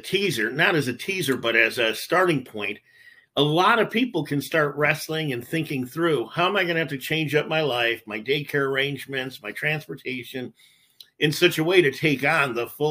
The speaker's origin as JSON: {"language": "English", "town": "Detroit", "region": "Michigan", "country": "United States", "tie": "born or raised there", "said": "When I grew up on the East Side, I grew up among immigrants"}